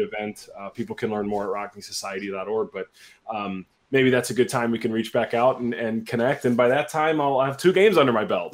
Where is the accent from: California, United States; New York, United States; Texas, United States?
Texas, United States; Dallas; moved away as an adult; also born or lived in St. Louis / Milwaukee; now in Chicago, United States; I grew up in Dallas, Texas